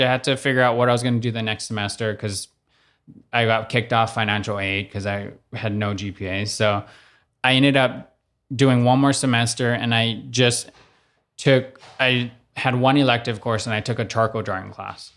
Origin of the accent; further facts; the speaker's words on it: Oahu, Hawaii, United States; moved away as an adult; also born or lived in New York; I grew up in Kahulu, so it's right around the corner from the country's more side of, of the windward, uh, side